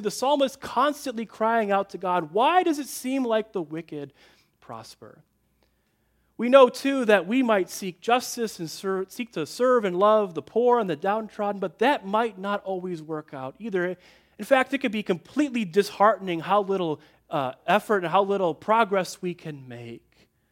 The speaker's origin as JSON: {"language": "English", "region": "Midwest", "country": "United States", "tie": "born or raised there", "said": "I grew up in the Midwest"}